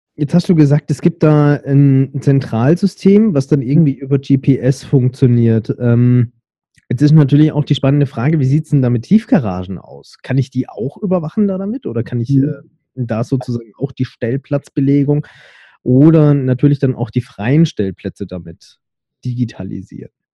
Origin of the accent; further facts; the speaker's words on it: Stuttgart, Baden-Württemberg, Germany; bei uns in Stuttgart